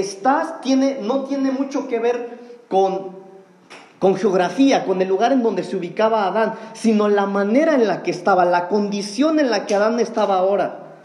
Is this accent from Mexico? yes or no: yes; Mexico; eso es parte de nuestra cultura como mexicanos.